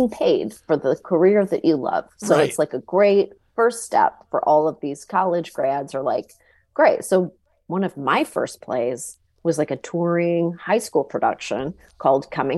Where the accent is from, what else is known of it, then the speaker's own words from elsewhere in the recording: Canada; I grew up in Canada